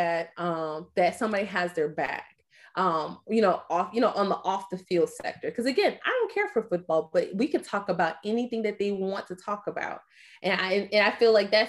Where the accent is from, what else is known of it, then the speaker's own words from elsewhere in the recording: Atlanta, Georgia, United States; I'm from Atlanta, Georgia. I moved back to Atlanta